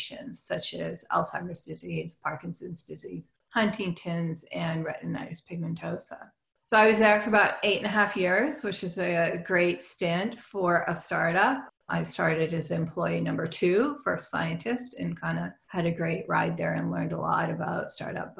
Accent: Canada; moved away as an adult; also born or lived in Edmonton, Canada; now in San Diego, United States; I'm originally from Canada. And then I moved down to San Diego to do my postdoc

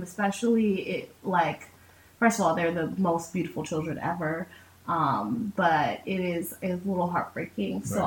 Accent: Trinidad & Tobago; I'm Trinidadian. So we believe actually in corn soup, not chicken noodle soup

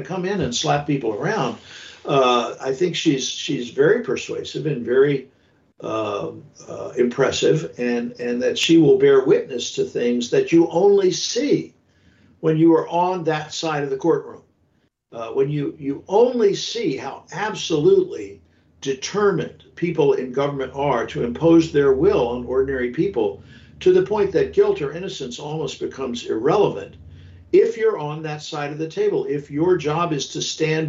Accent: the South, United States; I grew up in the South

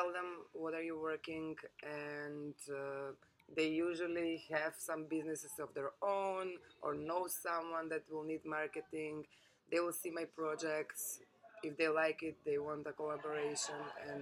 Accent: North Macedonia; moved away as an adult; also born or lived in Lucca, Italy / London, United Kingdom; I come from Macedonia. It's a small place, not so open-minded so far.

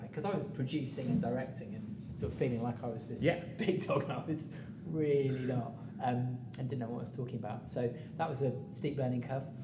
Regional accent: Midlands, United Kingdom; moved away as an adult; I came from the Midlands. I didn't know anybody when I move down

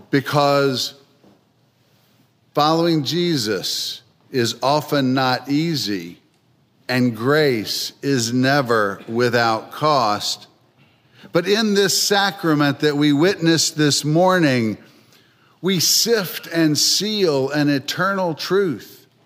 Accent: Philadelphia, Pennsylvania, United States; also born or lived in North Carolina; Well, I come from Philadelphia, although my accent probably doesn't sound like it, having spent most of my 60 years in North Carolina.

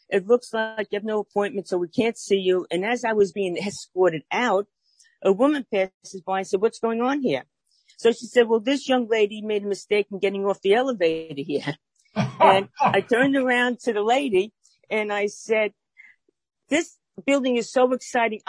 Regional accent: New York City, New York, United States; if you can't tell by my accent, I'm from Brooklyn, New York, born and bred, still reside in Brooklyn

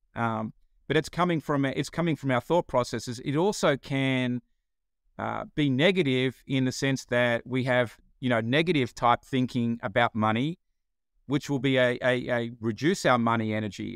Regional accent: Australia; accent: Australian; moved away as an adult; now in Atlanta, United States

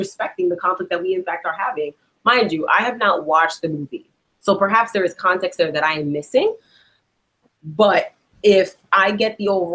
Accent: New York City, New York, United States; first language Spanish; English is a second language; I'm from the Bronx

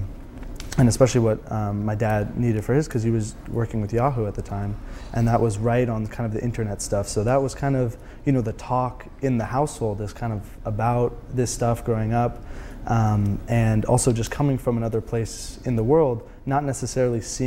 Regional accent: Silicon Valley, Bay Area, California, United States; I'm from the Bay Area, I'm from Silicon Valley. My parents immigrated here from Iran

